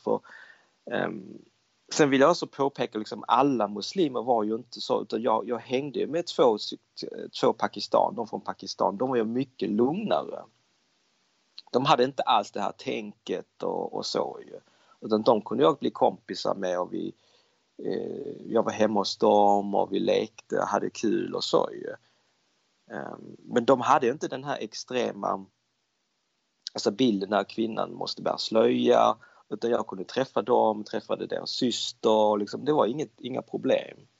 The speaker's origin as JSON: {"language": "Swedish", "town": "Malmö", "region": "Skåne", "country": "Sweden", "tie": "born or raised there", "also_born_or_lived": "Denmark / Hong Kong (parents)", "said": "jag är född och uppvuxen i Danmark och eh, vi flyttade då när jag var runt kring 10 år gammal, då flyttade vi till, eh, till, till Malmö"}